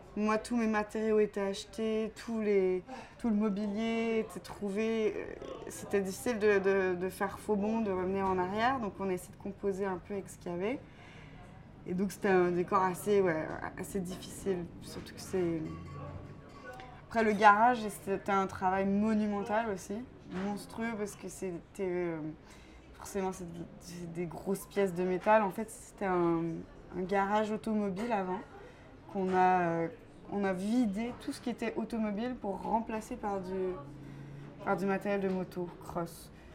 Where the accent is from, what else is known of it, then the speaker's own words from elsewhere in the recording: Quebec, Canada; moved away as an adult; now in France; je suis originaire du Québec